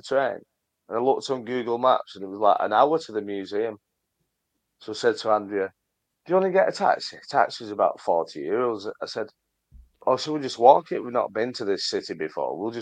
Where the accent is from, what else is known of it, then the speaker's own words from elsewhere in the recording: United Kingdom; We're British